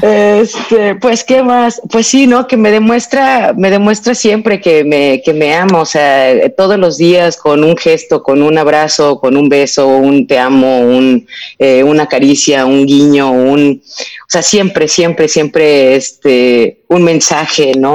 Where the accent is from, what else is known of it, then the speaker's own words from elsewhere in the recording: Mexico; moved away as an adult; also born or lived in Europe; yo me fui de México cuando yo tenía 18 años y me fui a vivir a Europa